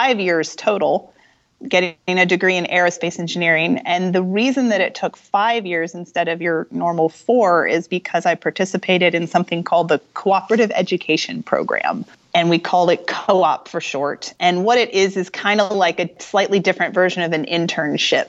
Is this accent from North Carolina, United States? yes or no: yes; Charlotte, North Carolina, United States; moved away; I grew up in North Carolina, in Charlotte